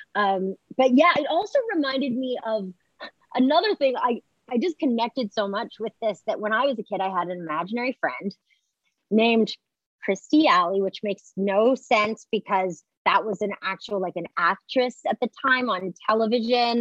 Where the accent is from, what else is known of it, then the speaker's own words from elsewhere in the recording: Montreal, Quebec, Canada; I'm from Montreal and you learn to speak French first there